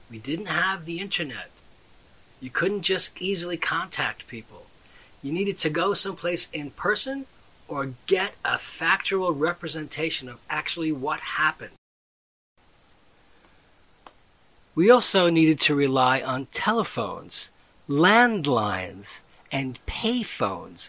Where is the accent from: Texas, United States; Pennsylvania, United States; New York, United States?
New York, United States; Western Nassau County; I grew up in Western Nassau County, I didn't quite live in New York City